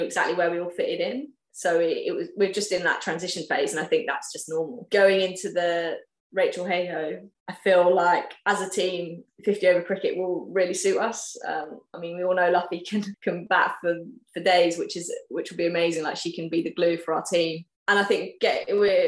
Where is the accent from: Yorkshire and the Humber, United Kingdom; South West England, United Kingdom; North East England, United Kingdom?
South West England, United Kingdom; West Country; moved away as an adult; I'm from the West Country. It's somewhere I'm really passionate about the cricket because I obviously grew up playing there